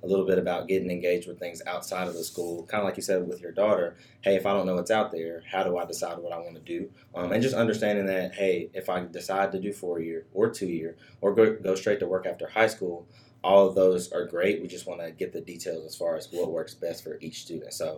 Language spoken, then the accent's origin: English; Anniston, Alabama, United States; moved away as an adult; now in Huntsville, United States; I'm originally from Anniston, Alabama